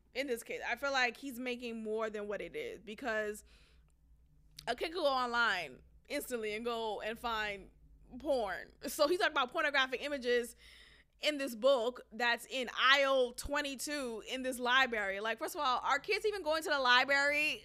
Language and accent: English; Nigeria; I'm Nigerian